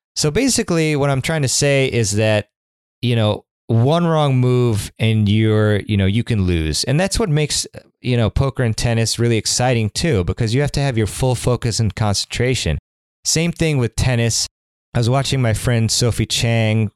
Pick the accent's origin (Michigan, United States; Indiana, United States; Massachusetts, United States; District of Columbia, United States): District of Columbia, United States; Washington; the City Open, which is my hometown tournament